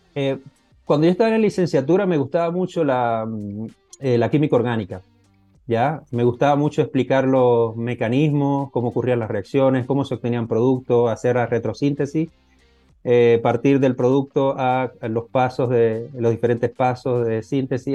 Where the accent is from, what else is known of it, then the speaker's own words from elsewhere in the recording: Venezuela; moved away; soy venezolano, estudié en Venezuela esa parte de la licenciatura